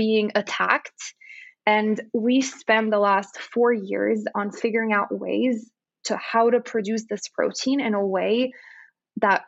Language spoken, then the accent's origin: English; Lebanon; moved away as an adult; also born or lived in Texas / California; now in United States; I grew up in Lebanon